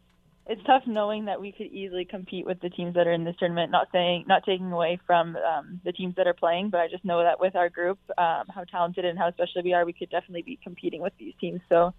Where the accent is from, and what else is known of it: Hamilton, Ontario, Canada